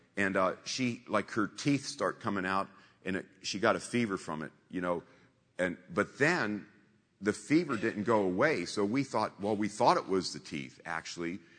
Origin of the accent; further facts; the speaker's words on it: Warren, Ohio, United States; moved away; I'm simple folk from Warren, Ohio, a town of 50,000